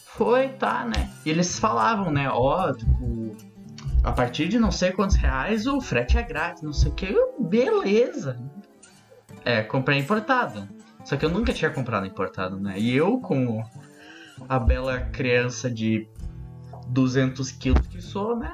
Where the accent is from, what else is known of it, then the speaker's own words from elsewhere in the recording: Brazil; eu sou do Brasil